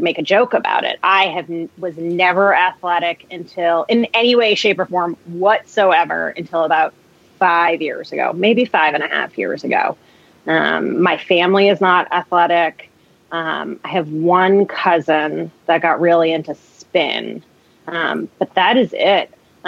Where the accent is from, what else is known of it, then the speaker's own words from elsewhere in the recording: New Jersey, United States; now in Marlborough, United States; So I live in Marlborough, Massachusetts, which is a suburb outside of Boston. It's in the Metro West area, maybe 45 minutes west of Boston. But I'm not originally from here. I'm originally from outside of Manhattan in New Jers